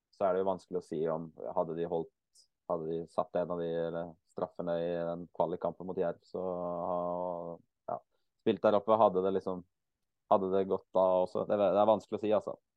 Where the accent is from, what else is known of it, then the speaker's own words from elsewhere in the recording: Eastern Norway, Norway; also born or lived in Bergen, Norway; now in Kristiansand, Norway; Jeg er jo født og oppvokst på Østlandet.